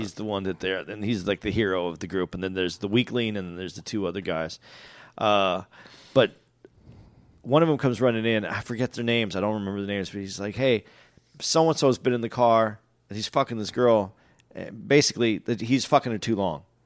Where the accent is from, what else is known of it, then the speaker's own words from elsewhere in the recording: West Coast, United States; I grew up on the West